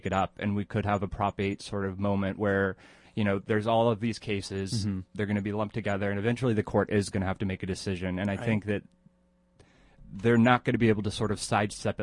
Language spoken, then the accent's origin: English; Oklahoma, United States; I was born in Oklahoma. All my family lives in Texas.